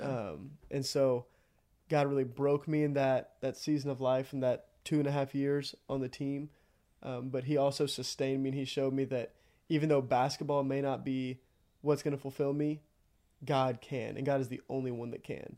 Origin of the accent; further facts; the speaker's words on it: Iola, Texas, United States; I'm from Iowa, Texas, about thirty minutes outside of College Station